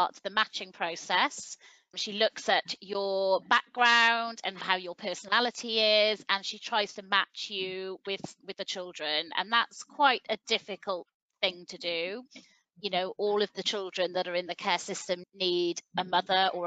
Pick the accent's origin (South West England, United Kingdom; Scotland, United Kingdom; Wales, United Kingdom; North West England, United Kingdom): Wales, United Kingdom; Welsh; we're Welsh